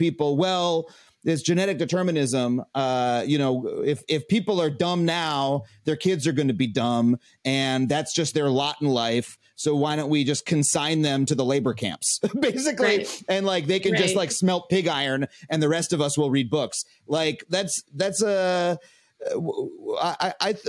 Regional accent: Long Island, New York, United States; I grew up on Long Island in an affluent suburb.

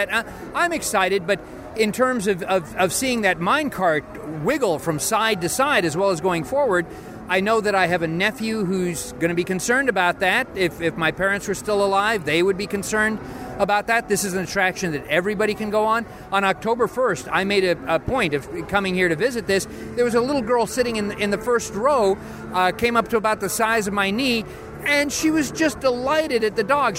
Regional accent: California, United States; I grew up seeing this in California

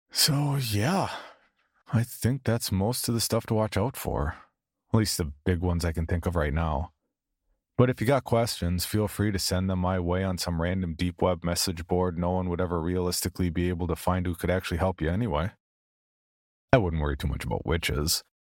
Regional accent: the South, United States; accent: southern; And don't even come at me about my southern accent.

